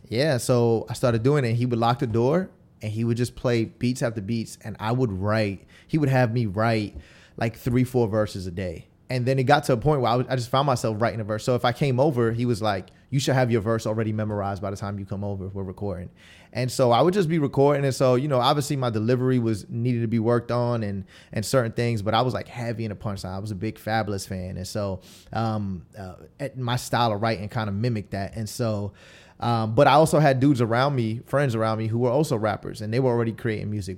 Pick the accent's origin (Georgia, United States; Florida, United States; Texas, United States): Florida, United States; Tampa; also born or lived in Queens, New York; we moved to Tampa, um, when I was, like, ten years old. And so, uh, you know, that's why I kinda just rep Tampa. I don't, I don't really rep anything else because this is where I went to middle school and high school